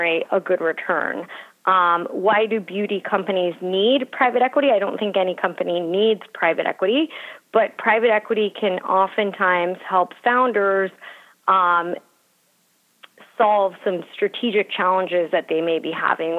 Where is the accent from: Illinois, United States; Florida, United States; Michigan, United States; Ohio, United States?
Florida, United States; Miami; moved away as an adult; also born or lived in Philadelphia; I grew up in Miami and went to University of Pennsylvania for undergrad